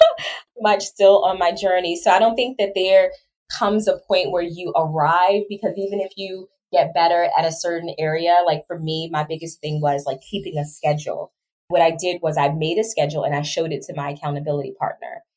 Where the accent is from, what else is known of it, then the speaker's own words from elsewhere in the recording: Baltimore, Maryland, United States; moved away; also born or lived in Georgia / Trinidad and Tobago; my background really starts from growing up in Baltimore City